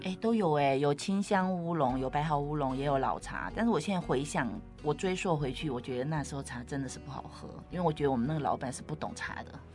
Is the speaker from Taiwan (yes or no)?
yes; Taiwan; 我们台湾的茶农也蛮厉害的